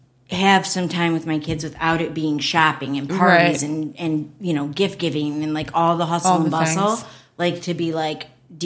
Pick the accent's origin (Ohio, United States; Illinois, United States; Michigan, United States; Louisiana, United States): Michigan, United States; we're from Michigan, so we say up north whenever we go an hour north.